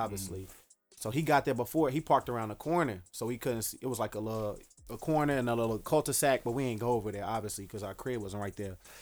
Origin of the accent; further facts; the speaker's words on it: Dallas, Texas, United States; now in Chicago, United States; originally I grew up in Dallas, Texas.